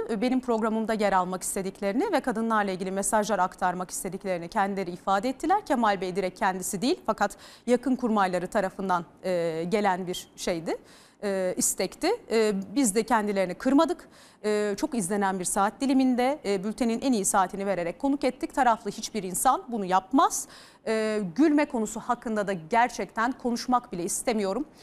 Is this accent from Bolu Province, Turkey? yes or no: no; Bursa, Turkey; Ee, ben çok e, ben Bursalıyım. Bursa'da yetiştim. Ee, böyle oraların terbiyesiyle yetişmiş bir insanım. 35 yaşındayım.